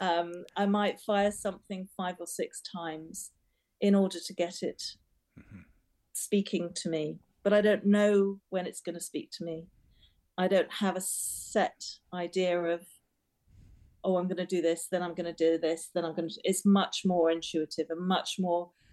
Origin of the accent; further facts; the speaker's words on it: Trinidad & Tobago; also born or lived in England; now in United Kingdom; I was born in Trinidad and I spent my formative years in a very colourful, vibrant um, culture. And I then came back to England